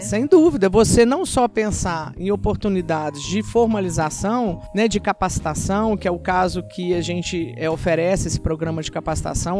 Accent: Minas Gerais, Brazil; eu sou muito mineira.

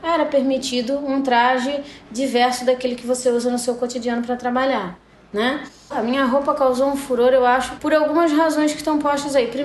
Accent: Bombinhas, Santa Catarina, Brazil; also born or lived in Florianópolis; eu nasci em Floripa, mas sou de Bombinhas ali. Já fui prefeita de Bombinhas por cinco anos e meio

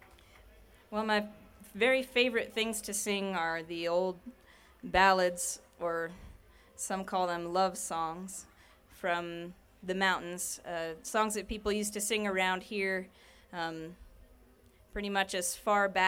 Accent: Rural Retreat, Virginia, United States; Rural Retreat, Virginia, my hometown

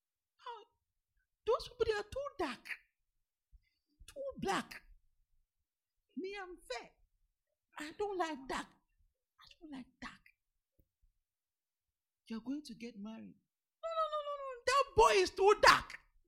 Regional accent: South India, India; Me, I'm from the South. I'm from South India. I can't go to North India.

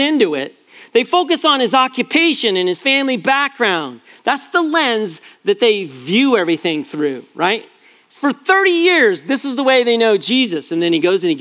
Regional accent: Prescott, Arizona, United States; moved away; also born or lived in San Jose, California; When I grew up in Prescott, Linda and I were in San Jose for 16 years, but Arizona is my home, and Prescott, Arizona is my hometown

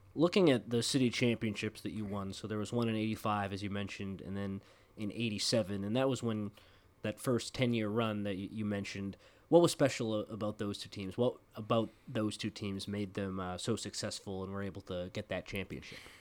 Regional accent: Massachusetts, United States; I'm from Massachusetts

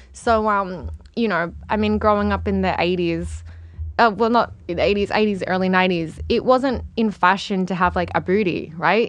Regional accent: Melbourne, Victoria, Australia; moved away; also born or lived in Perth; I was born in Perth, but, um, my family moved to Melbourne when I was still a baby. So Melbourne's my hometown

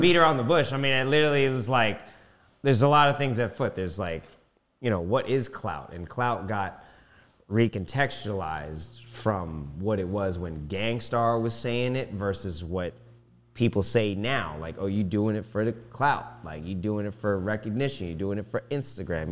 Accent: Silver Spring, Maryland, United States; I was born April second, nineteen ninety-one in Ho, Holy Cross Hospital in Silver Spring

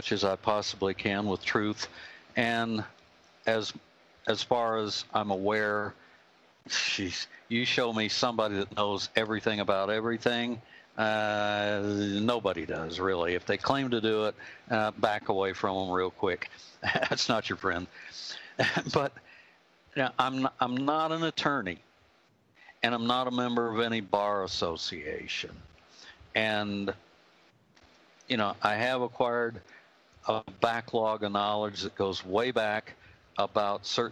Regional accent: United States; I'm an American patriot. I have red, white, and blue blood flowing through my veins. This country is in my DNA, and I love America

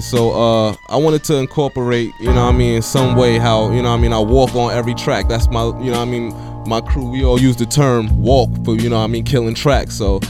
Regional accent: New York City, New York, United States; Born and raised in Bed-Stuy, Brooklyn.

